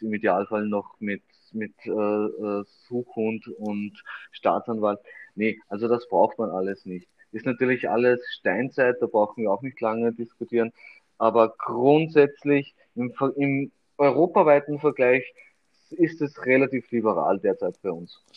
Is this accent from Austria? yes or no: yes; Austria; hier bei uns in Österreich